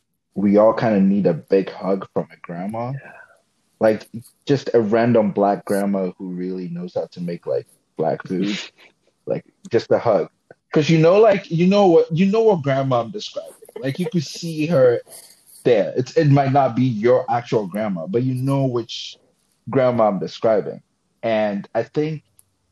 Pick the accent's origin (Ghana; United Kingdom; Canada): Ghana; also born or lived in Florida; now in West Virginia, United States; I'm from Ghana, so like where I grew up